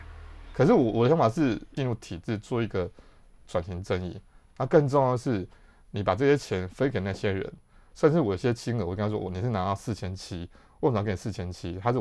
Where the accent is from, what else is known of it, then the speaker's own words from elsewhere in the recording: Yilan County, Taiwan; 我是宜兰人